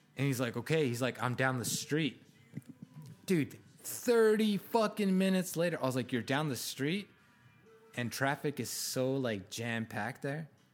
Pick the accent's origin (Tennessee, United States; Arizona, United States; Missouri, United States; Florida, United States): Arizona, United States; I grew up in Arizona. I love Arizona. Like, ninety percent of my family is here